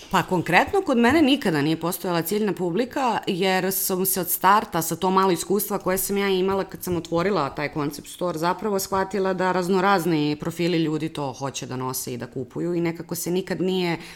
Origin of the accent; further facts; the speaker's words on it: Serbia; kod nas u Srbiji